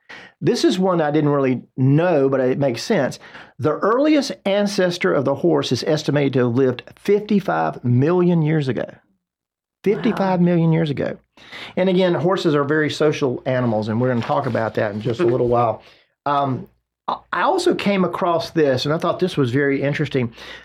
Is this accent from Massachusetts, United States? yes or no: no; Rock Hill, South Carolina, United States; now in Charlotte, United States; I'm from Rock Hill, South Carolina originally. Went to Winthrop University.